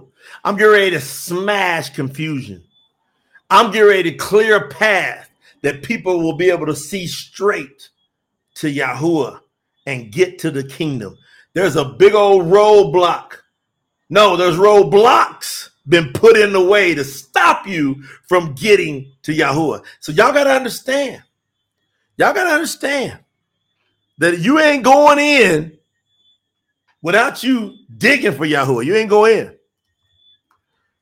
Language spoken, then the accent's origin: English; the South, United States; now in Colombia; I'm from the South, too